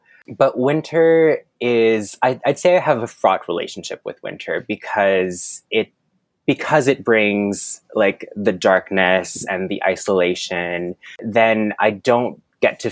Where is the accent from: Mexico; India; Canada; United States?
Canada; Moncton, New Brunswick; first language French; English is a second language; moved away as an adult; now in Toronto, Canada; I was born on the East Coast in a land we know as Moncton, New Brunswick